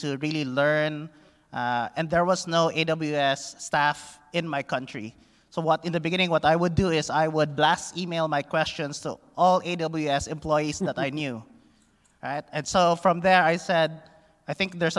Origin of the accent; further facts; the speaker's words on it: Philippines; I come from the Philippines